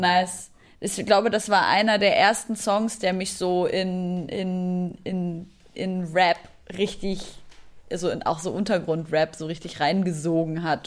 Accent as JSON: {"language": "German", "country": "Syria", "moved": "yes", "lives_now": "Germany", "said": "Ich komme aus Syrien"}